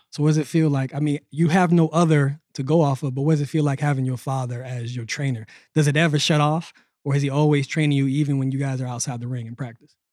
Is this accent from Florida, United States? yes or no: yes; Pensacola, Florida, United States; I'm from Pensacola